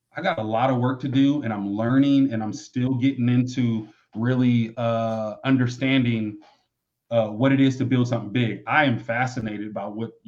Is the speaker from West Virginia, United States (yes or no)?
no; Michigan, United States; I grew up in Michigan